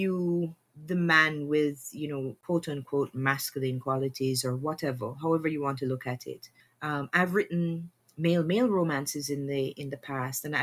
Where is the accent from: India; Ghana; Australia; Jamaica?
Jamaica; Growing up in Jamaica